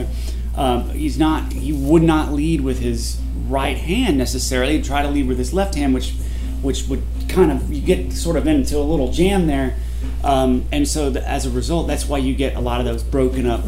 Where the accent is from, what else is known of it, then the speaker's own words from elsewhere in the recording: Texas, United States; moved away as an adult; also born or lived in Athens, Georgia; I'm from Texas, and I ended up out there